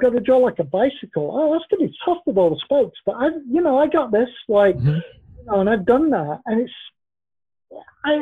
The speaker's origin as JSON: {"language": "English", "region": "England", "country": "United Kingdom", "said": "I'm English"}